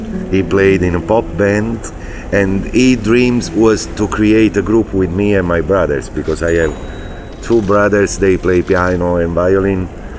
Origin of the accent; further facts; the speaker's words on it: Naples, Campania, Italy; English is a second language; I come from Napoli, south of Italy